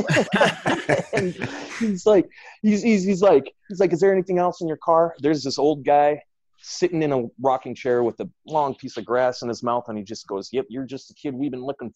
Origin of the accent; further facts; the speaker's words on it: Regina, Saskatchewan, Canada; moved away as an adult; now in Chicago, United States; I'm from Regina